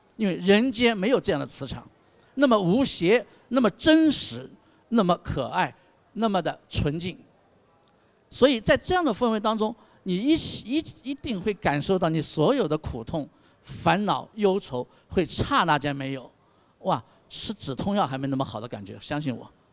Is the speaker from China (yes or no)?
yes; China; 我们中国人